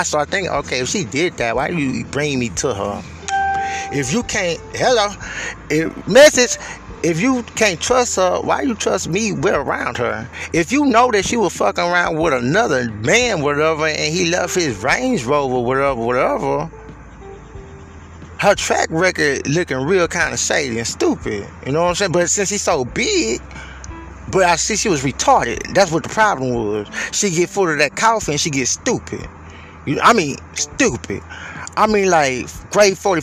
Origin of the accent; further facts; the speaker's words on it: Houston, Texas, United States; moved away; I'm from Houston